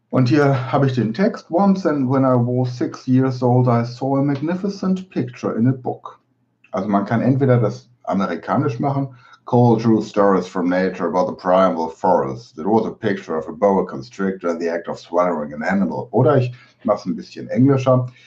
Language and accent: German; Germany; accent: German; meinen deutschen Akzent